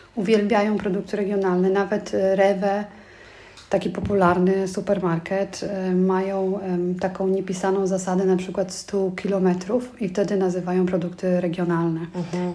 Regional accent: Tomaszów Mazowiecki, Łódź Voivodeship, Poland; now in Germany; ja pochodzę z małego miasta, bo z Tomaszowa Mazowieckiego, 70 tysięcy mm, mieszkańców.

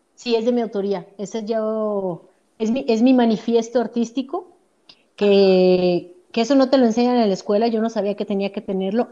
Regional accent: Mexico; also born or lived in Edmonton, Canada; nosotros venimos de México

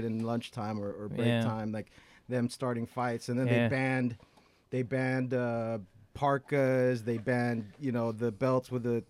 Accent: Glendale, California, United States; When I was young, I went to John Muir Elementary School, in Glendale.

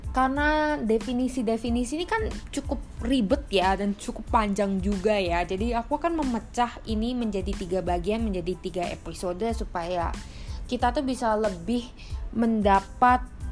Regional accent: Indonesia; kita sering orang Indonesia

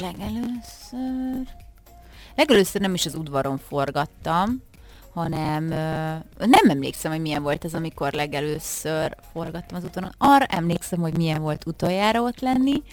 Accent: Miskolc, Borsod-Abaúj-Zemplén, Hungary; Miskolcon, ahol fölnőttem

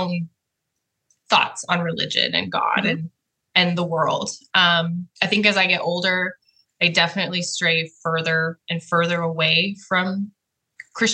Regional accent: North Idaho, United States; moved away as an adult; now in Navarre, United States; I'm from North Idaho, where Bonnie's from, and been in Florida. Oh my gosh. 5.5 years now

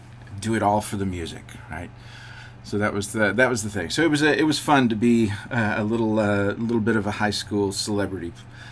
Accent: Madison County, North Carolina, United States; as I was growing up in Madison County during the 60s, 70s.

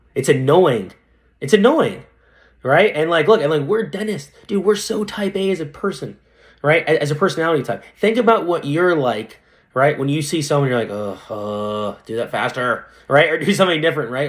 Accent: Fresno, California, United States; also born or lived in San Francisco; in Fresno, where I, where I live now, th, I'm back in my hometown

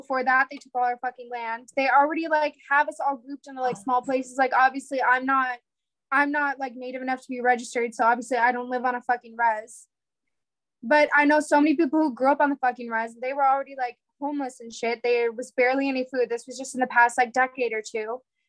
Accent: Midwest, United States; I grew up in the Midwest, but I also like traveled around, so I know parts from every coast and every area of the country.

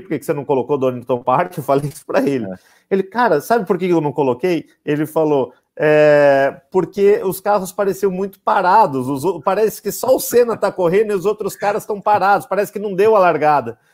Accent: Brazil; a gente é brasileiro, se identifica e é natural

